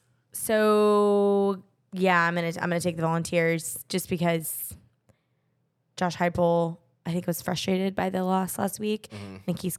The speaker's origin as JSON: {"language": "English", "region": "Texas", "country": "United States", "tie": "born or raised there", "said": "my hometown team of the Rangers"}